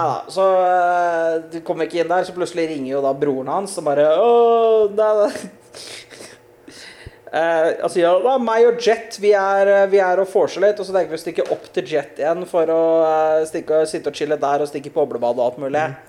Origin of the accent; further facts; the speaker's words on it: Norway; also born or lived in Bø; hjemme i, hjemme i Norge